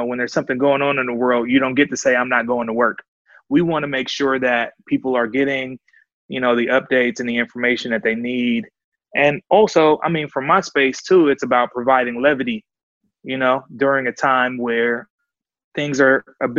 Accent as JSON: {"language": "English", "town": "Oakland", "region": "California", "country": "United States", "tie": "born or raised there", "said": "I'm from Havens Court, right between East 14th and MacArthur."}